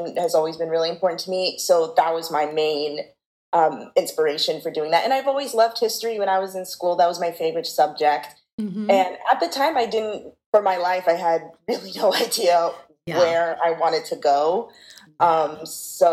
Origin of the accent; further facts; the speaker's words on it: Los Angeles, California, United States; moved away as an adult; now in New Jersey, United States; I'm originally from Los Angeles, California. And now I live in New Jersey